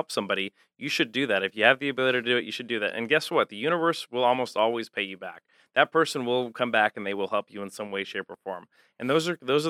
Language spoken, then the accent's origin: English; Albuquerque, New Mexico, United States; moved away; also born or lived in Cincinnati, Ohio; I'm from Albuquerque originally